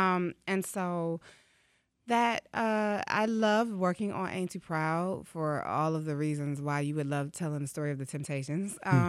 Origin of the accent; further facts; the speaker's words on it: Detroit, Michigan, United States; so as a poet in Detroit, I grew up in the Cafe Mahogany era of spoken word here.